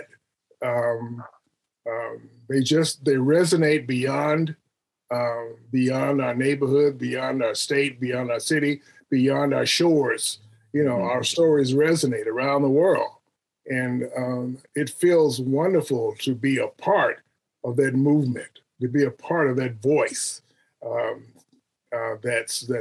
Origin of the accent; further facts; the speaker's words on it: Phoenix, Arizona, United States; moved away as an adult; also born or lived in Detroit / New York; now in Baton Rouge, United States; I grew up in Phoenix, Arizona.